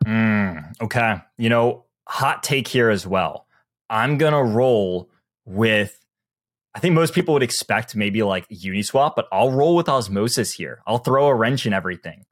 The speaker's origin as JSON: {"language": "English", "region": "the South", "country": "United States", "said": "I'm from the South"}